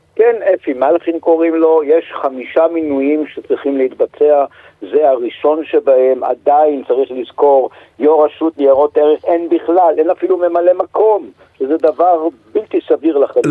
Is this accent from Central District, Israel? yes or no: no; Jerusalem, Jerusalem District, Israel; also born or lived in Bonn, Germany; אני ירושלמי